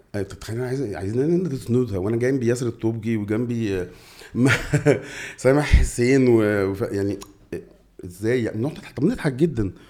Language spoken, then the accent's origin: Arabic; Egypt; إحنا مصريين